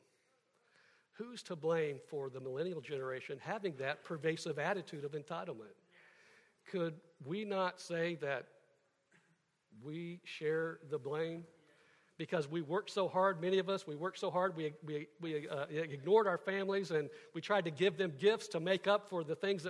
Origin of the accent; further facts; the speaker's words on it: Kansas City, Missouri, United States; I grew up in Kansas City